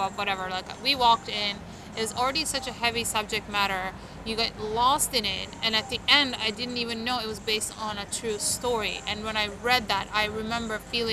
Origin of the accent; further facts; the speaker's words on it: Istanbul, Turkey; moved away as an adult; also born or lived in New Orleans / Los Angeles; now in New York, United States; I grew up in Istanbul